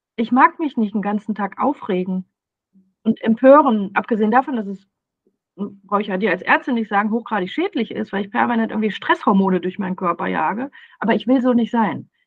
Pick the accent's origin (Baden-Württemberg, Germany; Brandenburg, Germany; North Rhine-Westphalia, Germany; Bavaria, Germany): North Rhine-Westphalia, Germany; Ruhr area; ich komme aus dem Ruhrpott